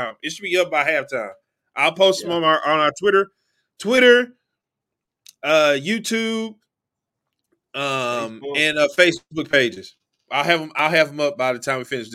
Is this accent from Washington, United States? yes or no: no; Cedar Hill, Texas, United States; moved away; Cedar Hill, Texas, my hometown